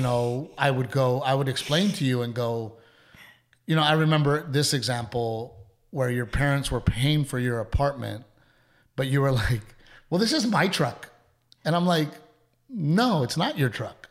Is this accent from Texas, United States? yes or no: yes; Portland, Texas, United States; growing up in Gregory Portland